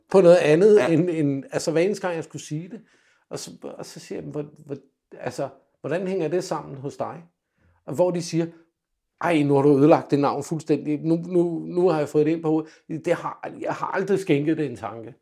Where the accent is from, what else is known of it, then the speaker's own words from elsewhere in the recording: Denmark; also born or lived in England; som dansker